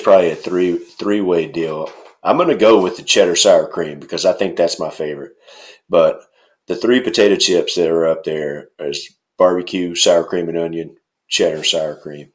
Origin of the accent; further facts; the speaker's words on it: North Middle Tennessee, United States; moved away; I'm from Middle Tennessee, like North Middle Tennessee.